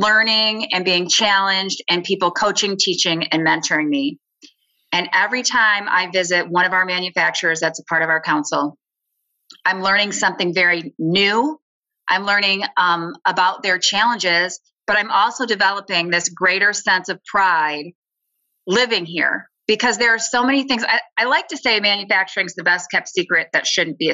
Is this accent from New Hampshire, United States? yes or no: no; Lansing, Michigan, United States; growing up in Lansing, most of my family members worked